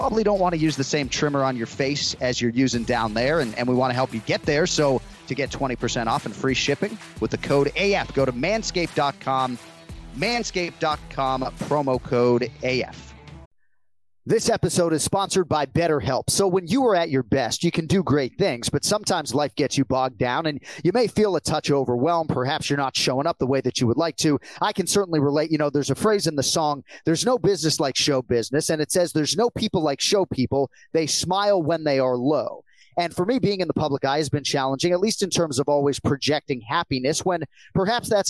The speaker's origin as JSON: {"language": "English", "town": "Boston", "region": "Massachusetts", "country": "United States", "moved": "yes", "lives_now": "Florida, United States", "said": "I am from Boston."}